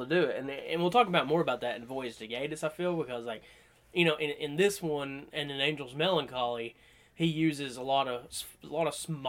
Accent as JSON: {"language": "English", "region": "the South", "country": "United States", "said": "we're from the South"}